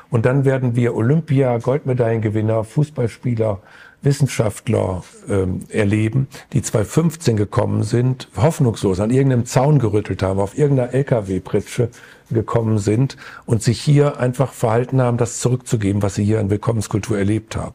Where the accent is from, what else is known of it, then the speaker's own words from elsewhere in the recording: Burgwedel, Lower Saxony, Germany; In meine Heimatgemeinde Burgwedel ist eine Familie gekommen aus Afghanistan.